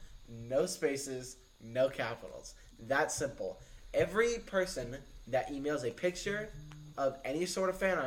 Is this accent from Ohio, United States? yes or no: yes; Ohio, United States; we're all from Ohio